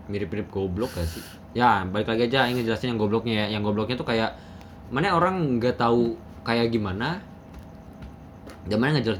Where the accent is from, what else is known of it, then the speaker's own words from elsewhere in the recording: Kuningan, West Java, Indonesia; Jadi ya sedangkan aing sebagai anak Kuningan merasa Ance Bagus tuh uh, apa ya